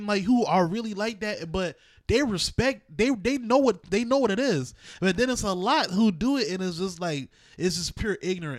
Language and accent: English; Charleston, South Carolina, United States; Right, and so, we're from Charleston. Right. So that's a different, you know?